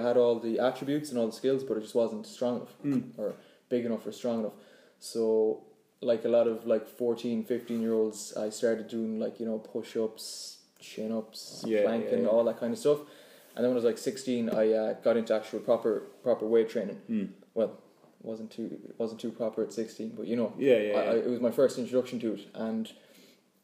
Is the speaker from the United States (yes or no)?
no; Claremorris, Connacht, Ireland; I'm local. I'm from Claremorris.